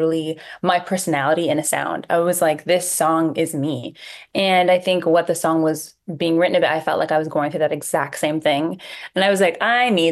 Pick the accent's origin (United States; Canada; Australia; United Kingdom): Canada; Toronto, Ontario; I'm from Toronto, Canada